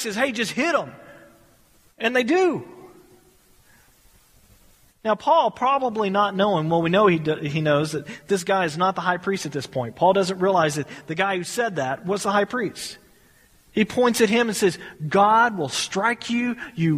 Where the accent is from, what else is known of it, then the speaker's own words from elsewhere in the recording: United States; We are American citizens.